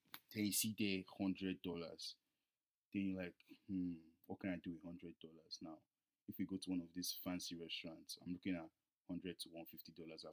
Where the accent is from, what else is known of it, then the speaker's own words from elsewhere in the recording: Nigeria; we're Nigerian.